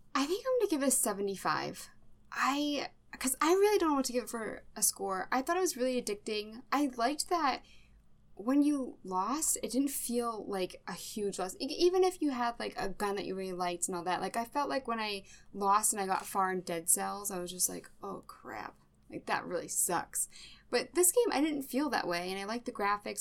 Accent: Massachusetts, United States; I am from Massachusetts

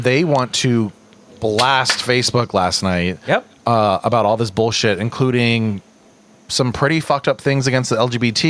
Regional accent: the South, United States; I grew up in the South, okay?

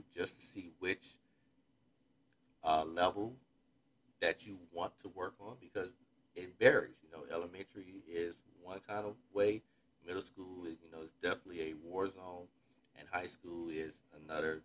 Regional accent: Florida, United States; I'm from Florida

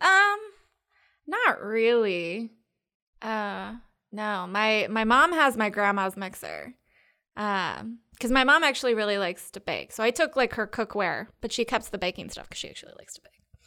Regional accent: Triangle Area, North Carolina, United States; also born or lived in Seattle, Washington; I grew up in North Carolina. I was born in Seattle, but I've been here since I was two. So basically here, Triangle Area-ish

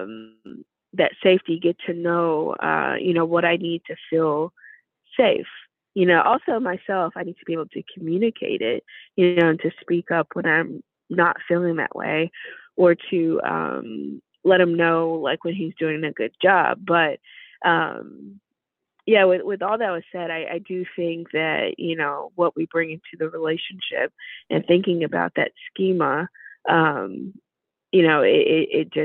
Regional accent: the South, United States; now in Chicago, United States; I'm from the South originally

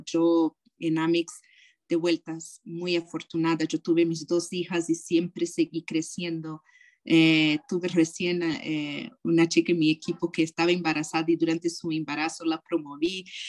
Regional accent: Brazil; moved away; also born or lived in United States / California; ser brasileira, pero también soy americana

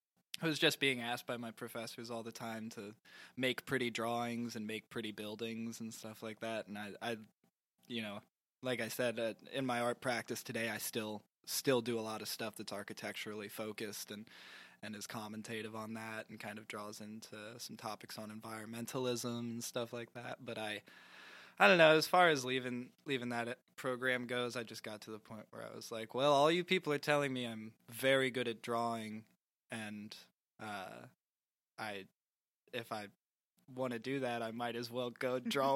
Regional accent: Louisville, Kentucky, United States; also born or lived in Lexington, Kentucky; I was born and raised in Louisville, Kentucky

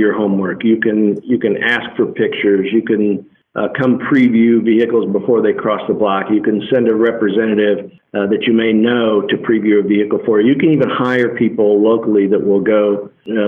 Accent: Midwest, United States; I come from the Midwest

